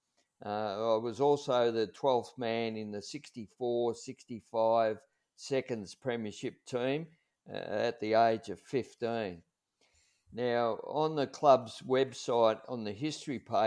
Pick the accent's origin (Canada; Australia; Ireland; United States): Australia; Red Hill, Victoria; I grew up in Red Hill. My family lived in Sheehan's Road, and I did all my schooling at the Red Hill Consolidated School